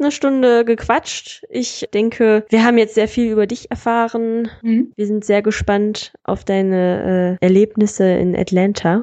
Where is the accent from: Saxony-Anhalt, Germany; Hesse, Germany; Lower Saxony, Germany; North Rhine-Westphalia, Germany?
North Rhine-Westphalia, Germany; Solingen; die kleine Stadt, wo ich herkomme eigentlich